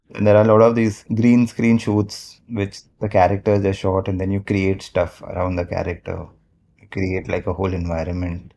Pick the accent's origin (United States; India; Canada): India; Mumbai, Maharashtra; I've born and brought up in Mumbai only, like a proper Bombay boy.